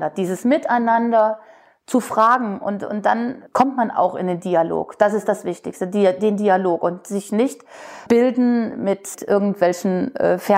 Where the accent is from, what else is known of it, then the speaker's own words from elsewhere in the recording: West Germany, Germany; Also wir Wessis ticken vielleicht auch wieder anders als Ossi